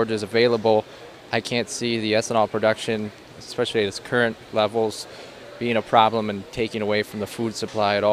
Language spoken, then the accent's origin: English; Darien, Wisconsin, United States; now in Evansville, United States; I'm originally from Darien, and now I live in Evansville, Wisconsin.